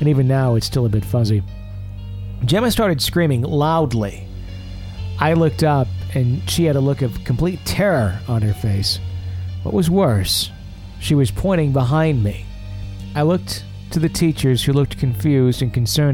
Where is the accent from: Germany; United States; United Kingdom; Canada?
United States; Wisconsin; I'm from Wisconsin, where, like, We grew up going to bars, like with our parents